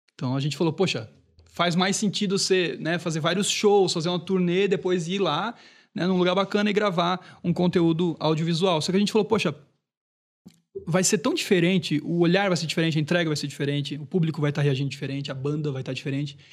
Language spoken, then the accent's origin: Portuguese; Brusque, Santa Catarina, Brazil; Isso foi lá em, na minha cidade natal, foi em Brusque